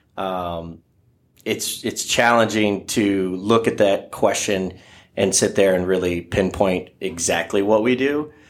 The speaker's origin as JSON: {"language": "English", "town": "Oak Harbor", "region": "Ohio", "country": "United States", "tie": "born or raised there", "said": "I'm a graduate from Oak Harbor High School over there in, by Lake Erie"}